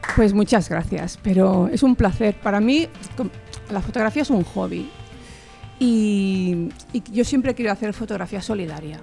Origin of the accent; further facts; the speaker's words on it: Barcelona, Catalonia, Spain; de Barcelona